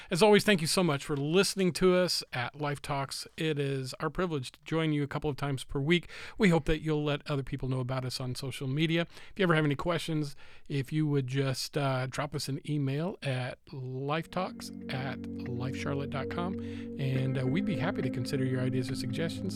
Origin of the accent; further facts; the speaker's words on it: United States; I'm an American